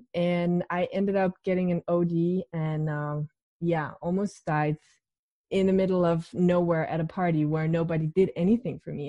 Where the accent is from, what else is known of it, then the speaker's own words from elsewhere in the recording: Denmark; I'm 28 and I'm from Denmark